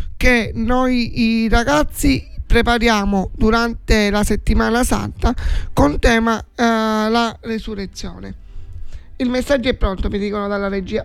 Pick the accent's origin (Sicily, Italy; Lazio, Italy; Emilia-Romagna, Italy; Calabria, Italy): Sicily, Italy; Forza d'Agrò; nel mio paesino